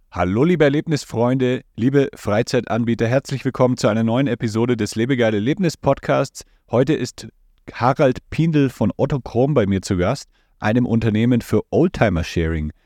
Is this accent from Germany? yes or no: yes; Franconia, Bavaria, Germany; accent: Franconian; ich komme ja auch aus Bayern, also eigentlich aus Franken